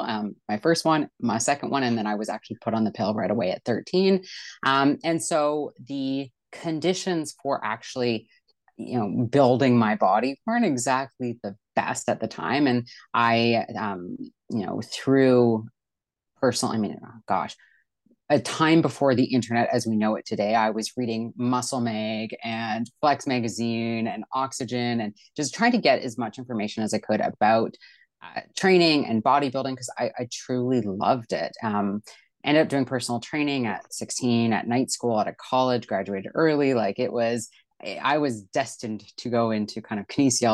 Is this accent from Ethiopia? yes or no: no; Vancouver, British Columbia, Canada; moved away; I'm from Vancouver, British Columbia, Canada